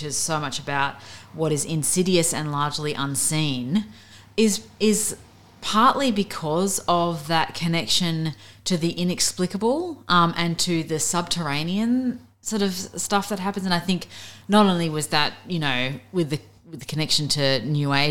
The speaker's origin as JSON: {"language": "English", "town": "Avalon", "region": "New South Wales", "country": "Australia", "tie": "born or raised there", "also_born_or_lived": "Beirut", "moved": "as an adult", "said": "I was born on the Northern Beaches. I grew up in Avalon."}